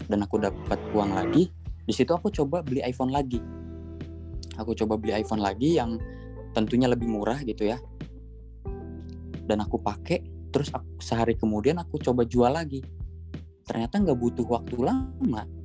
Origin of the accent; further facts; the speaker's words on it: Pandeglang, Banten, Indonesia; btw daerahku itu di Banten ya di Pandeglang Banten nah di sini di daerahku demand-nya bagus nih soal iPhone